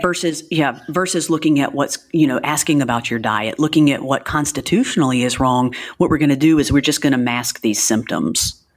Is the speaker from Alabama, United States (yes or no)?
yes; Alabama, United States; moved away as an adult; also born or lived in New Orleans; Little Alabama, Podunk, Alabama, where I came from, which I love my hometown